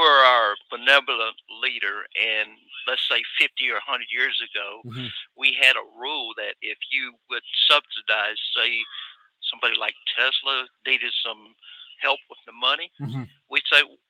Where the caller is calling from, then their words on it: Atlanta, Georgia, United States; Hey, Mike. This is … from North Atlanta.